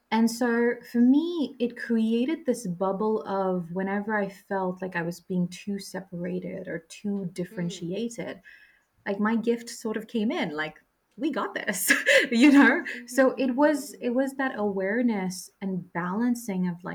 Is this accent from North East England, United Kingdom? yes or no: no; Droylsden, North West England, United Kingdom; I grew up in Droylsden in Manchester, UK.